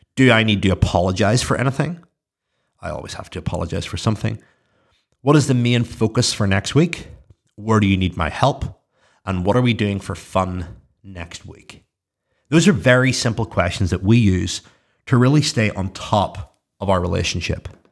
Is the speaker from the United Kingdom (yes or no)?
yes; Belfast, Northern Ireland, United Kingdom; I'm from Belfast.